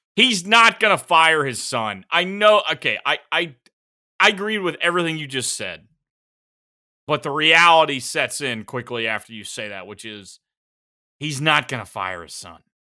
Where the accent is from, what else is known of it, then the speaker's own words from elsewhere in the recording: South Carolina, United States; I'm from South Carolina